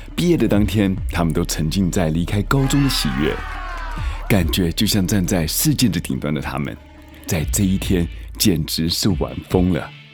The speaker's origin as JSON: {"language": "Chinese", "country": "Taiwan", "tie": "born or raised there", "moved": "as an adult", "lives_now": "United States", "said": "毕竟台湾其实也是我的家乡"}